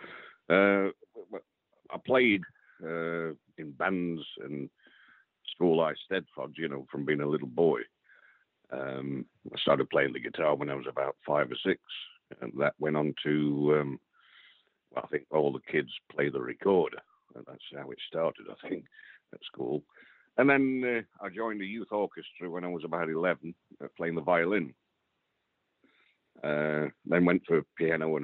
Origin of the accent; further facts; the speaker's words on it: Derbyshire, East Midlands, United Kingdom; born and raised in Derbyshire